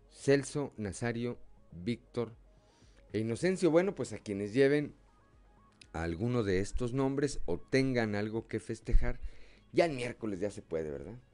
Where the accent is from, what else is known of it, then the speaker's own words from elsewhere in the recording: Mexico; así somos los mexicanos